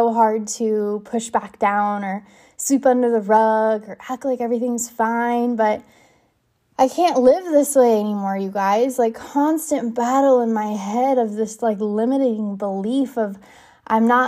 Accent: California, United States; moved away; be back in my hometown

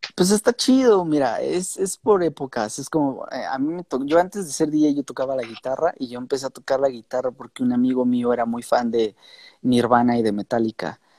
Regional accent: Mexico; nosotros como mexicanos

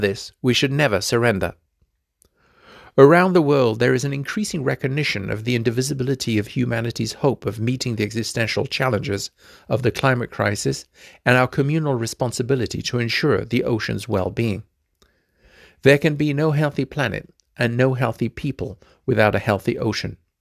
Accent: Fiji; my home country of Fiji

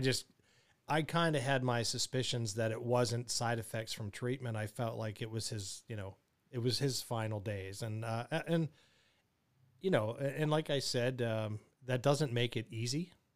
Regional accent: Pittsburgh, Pennsylvania, United States; Pittsburgh, my hometown

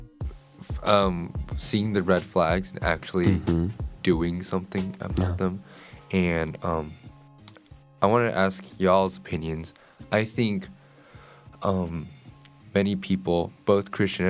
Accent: Apex, North Carolina, United States; the neighborhood I live, I'm from Apex

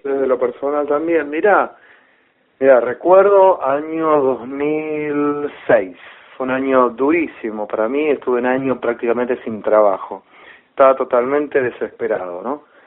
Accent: Rosario, Santa Fe, Argentina; moved away; yo vivía en Rosario, porque yo soy de Rosario.

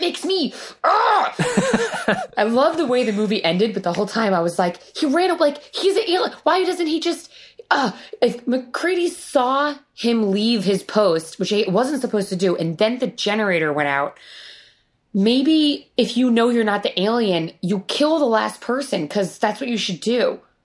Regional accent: Rhode Island, United States; moved away; I grew up in Rhode Island, which isn't a super cold place

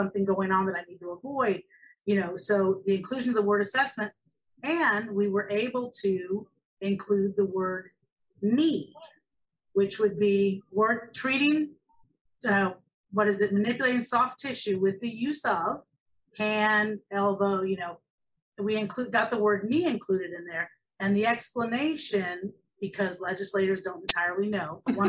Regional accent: Illinois, United States; moved away as an adult; now in Florida, United States; I moved from Illinois to Florida because to go to school for massage and get licensed, because in 1998, only 25 states had licensure. And I didn't want to work, and I didn't live in the Chicago area of Illinois. I lived down in the farm area

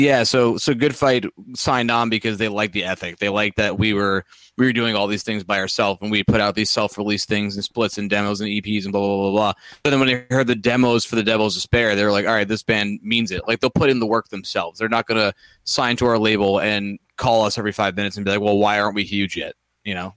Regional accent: New York, United States; we're from New York

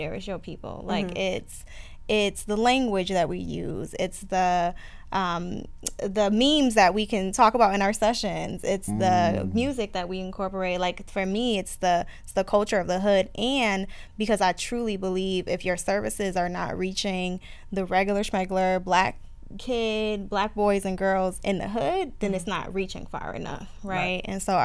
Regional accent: upstate New York, United States; now in Atlanta, United States; I'm from upstate New York

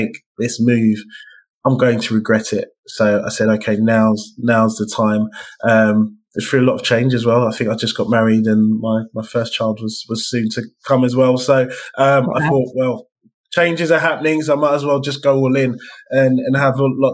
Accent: London, United Kingdom; as a Black man growing up in East London

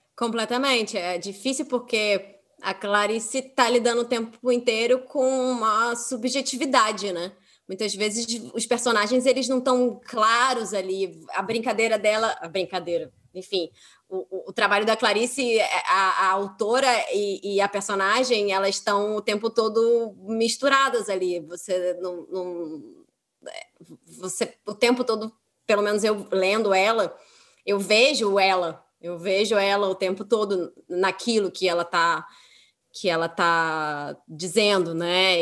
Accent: Rio de Janeiro, Brazil; para mim que sou carioca

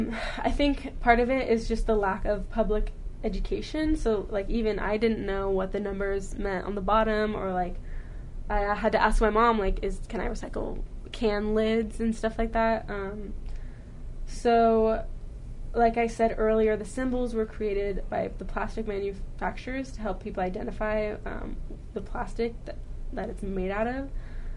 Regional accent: United States; as an American

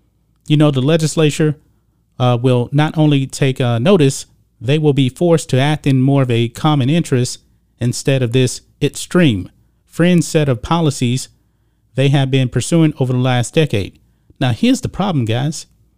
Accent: Texas, United States; I'm a Texan. I'm a born and raised Texan. I actually spent the majority of my life here in Texas

